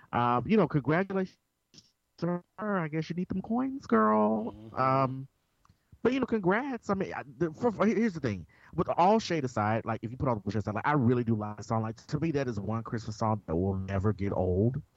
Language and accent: English; Memphis, Tennessee, United States; I am also from Memphis, Tennessee